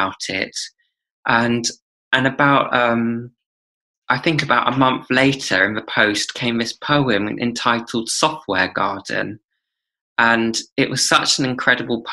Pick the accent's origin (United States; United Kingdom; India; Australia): United Kingdom; I'm British